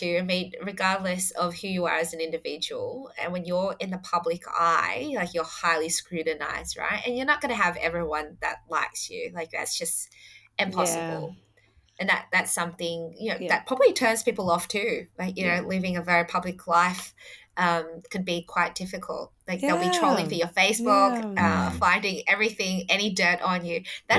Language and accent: English; Adelaide, South Australia, Australia; So I was born in Adelaide. Mm. So I wasn't born in the local area in Fowler.